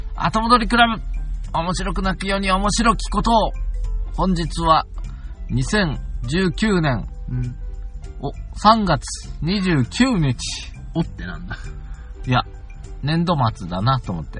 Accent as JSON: {"language": "Japanese", "town": "Akashi", "region": "Hyogo", "country": "Japan", "tie": "born or raised there", "moved": "yes", "said": "わが故郷の西明石"}